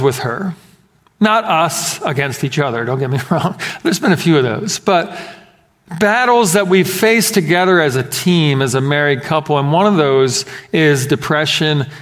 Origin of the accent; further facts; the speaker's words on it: Philadelphia, Pennsylvania, United States; moved away; growing up in Philadelphia